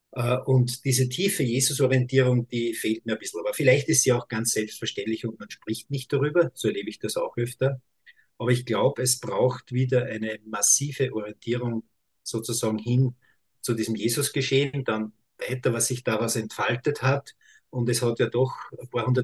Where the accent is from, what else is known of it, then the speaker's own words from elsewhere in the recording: Austria; bei uns in Österreich gibt es ja auch Stimmen